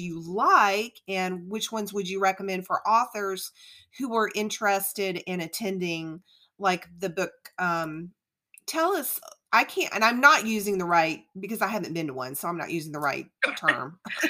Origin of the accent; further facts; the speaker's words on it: New Orleans, Louisiana, United States; now in Georgia, United States; I'm actually from New Orleans. I grew up in South Louisiana.